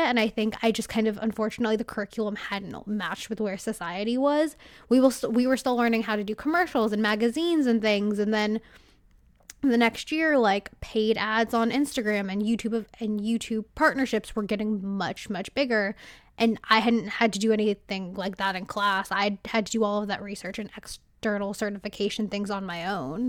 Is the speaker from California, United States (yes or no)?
yes; California, United States; I'm from California